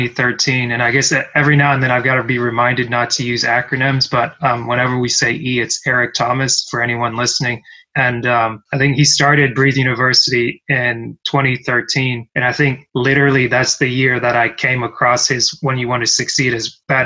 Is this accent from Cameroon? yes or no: yes; Cameroon; moved away; I'm from Cameroon, originally born in West Central Africa